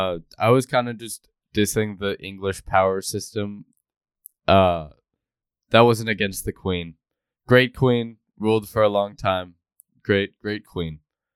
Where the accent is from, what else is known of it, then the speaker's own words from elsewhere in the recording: United States; As an American